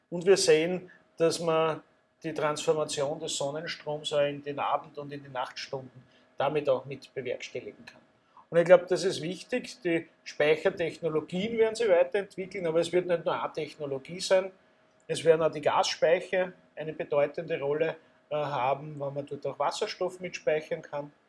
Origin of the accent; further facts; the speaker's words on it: Austria; Als Österreicher muss ich sagen, ich hoffe es.